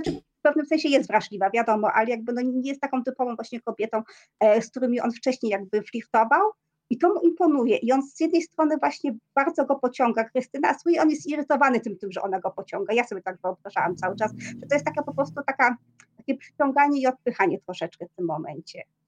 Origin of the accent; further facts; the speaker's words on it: Silesian Voivodeship, Poland; first language Polish; ja jestem ślązaczką z urodzenia, natomiast ja nie mówię po, po śląsku niestety